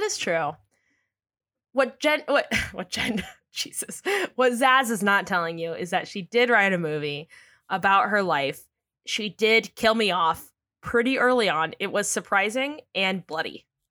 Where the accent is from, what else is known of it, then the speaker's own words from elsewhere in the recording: San Diego, California, United States; I'm from San Diego.